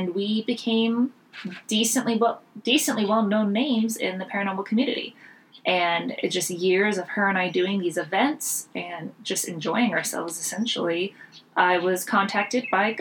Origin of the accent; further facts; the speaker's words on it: Pennsylvania, United States; I grew up in Pennsylvania